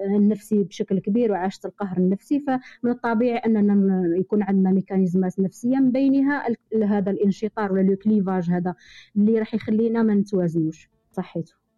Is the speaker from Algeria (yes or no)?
yes; Algeria; حنا كجزائريين